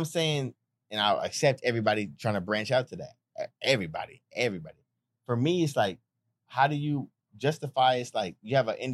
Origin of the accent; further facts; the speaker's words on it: California, United States; I'm from Cali